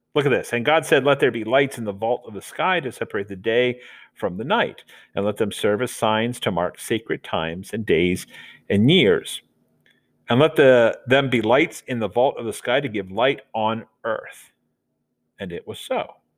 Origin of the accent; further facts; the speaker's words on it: Delaware, United States; accent: Southern; moved away; us Southerners, when I grew up in Delaware, say water, like there's a D in it